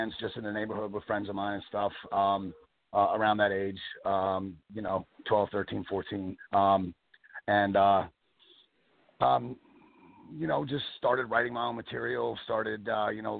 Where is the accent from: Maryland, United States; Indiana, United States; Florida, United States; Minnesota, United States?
Maryland, United States; Bowie; moved away as an adult; also born or lived in Baltimore, Maryland / Asbury Park, New Jersey / Louisville, Kentucky; I was born in Baltimore. I grew up in Maryland, in Bowie, Maryland, not far from the Chesapeake Bay